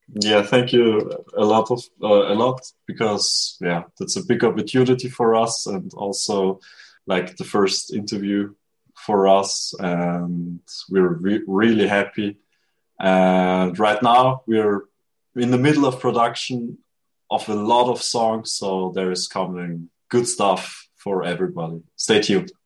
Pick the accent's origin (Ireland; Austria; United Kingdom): Austria; I'm from Austria